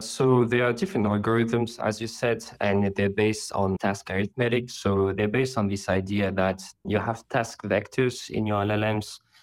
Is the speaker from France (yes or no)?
yes; Paris, Île-de-France, France; now in London, United Kingdom; I'm currently based in London, but I come from Paris